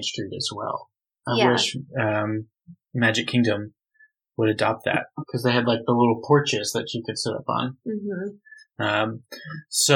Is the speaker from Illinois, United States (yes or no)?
no; Nashville, Tennessee, United States; We're also from Nashville, which is like all about fried chicken